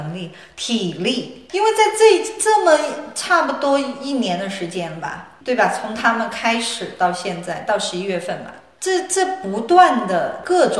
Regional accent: China; now in United States; 当然他们知道我是从中国来的哈，

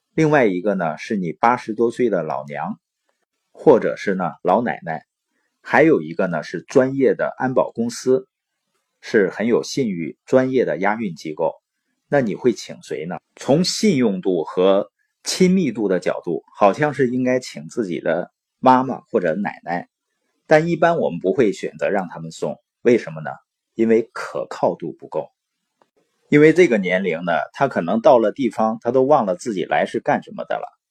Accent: Baoqing, Heilongjiang, China; moved away; also born or lived in Boli County, Heilongjiang; 我是黑龙江的，从小呢出生在宝清县，父母是那边的支边青年

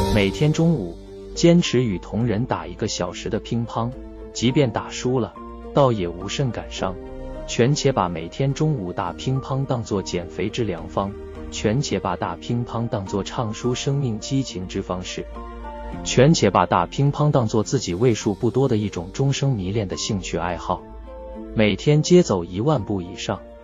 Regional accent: northern Hubei mountain area, China; moved away; 我是来自鄂北山区的穷乡僻壤的下里巴人

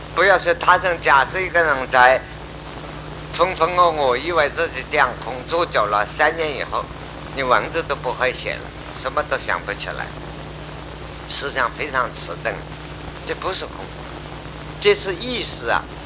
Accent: China; 我们中国人

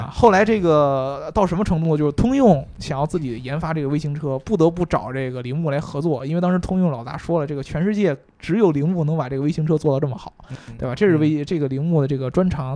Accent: China; 就像我们中国人就叫倒插门女婿

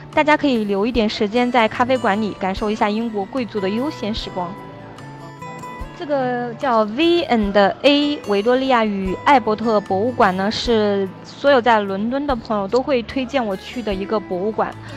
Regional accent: Shanghai, China; 我来自于中国的上海

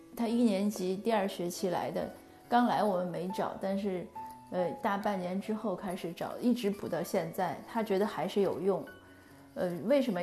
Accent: China; moved away; 我们中国人嘛，我们肯定是自己的文化

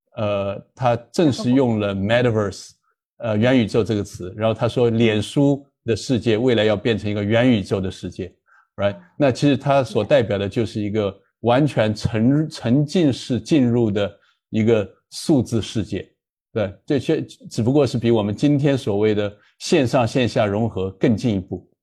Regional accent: China; moved away; also born or lived in United States; 我当然是那个中国出生，但那个后来在中美两边都，呃，受了教育，在，在中美两边都做过律师，然后在中美两个资本市场都做了投资银行和，呃，机构投资人的这样的背景

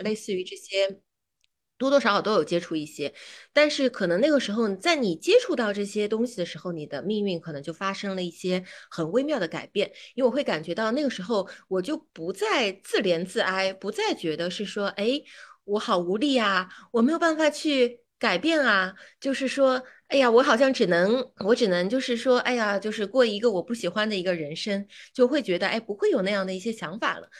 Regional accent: Shanghai, China; now in Beijing, China; 我是一个上海人

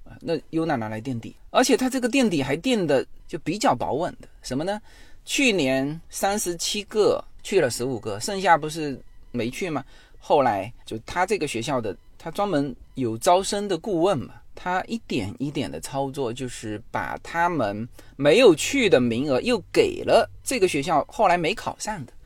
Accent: China; moved away as an adult; now in United States; 我们，呃，中国也有华语辩论

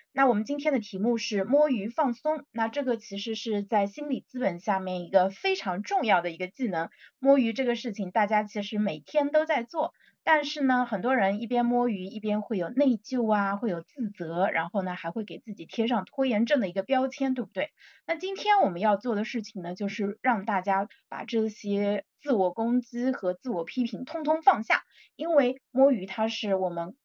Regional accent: China; 我们中国人

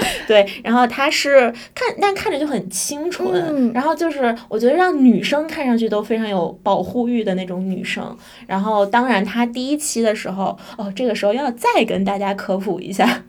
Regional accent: Tianjin, China; 我是天津 人吧

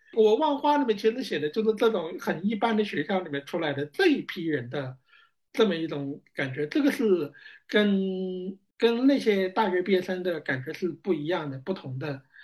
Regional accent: Wuxue, Hubei, China; moved away as an adult; also born or lived in Xiangyang, Hubei / Beijing / Shanghai; 我的老家也是在湖北，王岗下辖的

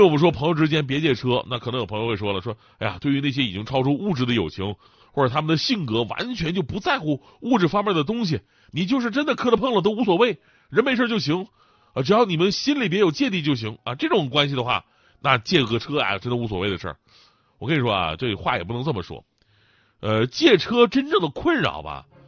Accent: Changchun, Jilin, China; 长春正好是我的家乡

